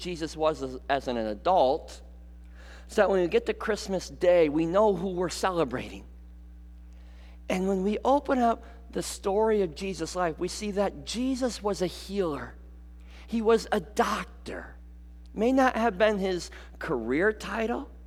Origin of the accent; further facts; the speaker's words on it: Muskegon, Michigan, United States; growing up in Muskegon, I would get a day off of school, and my mom would drive me here to Grand Rapids